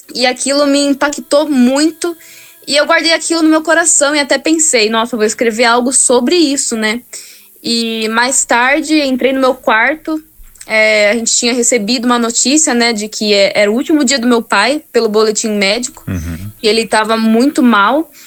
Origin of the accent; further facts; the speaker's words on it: Campinas, São Paulo, Brazil; sou de Campinas